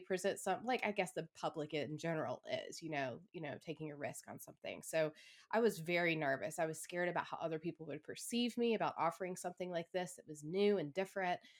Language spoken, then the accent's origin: English; Atlanta, Georgia, United States; moved away as an adult; I started a, another studio back in my hometown